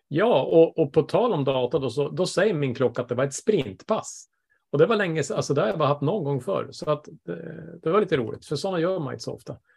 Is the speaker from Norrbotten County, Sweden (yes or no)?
yes; Bergsviken, Norrbotten County, Sweden; moved away; jag är hemma i Bergsviken i back in, eh, back in my home